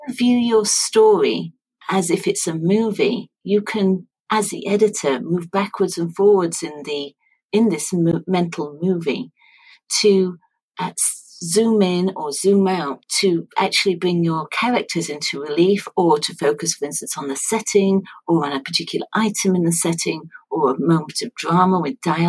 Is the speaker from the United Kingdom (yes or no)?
yes; Sheffield, Yorkshire and the Humber, United Kingdom; Sheffield in Yorkshire, which is my hometown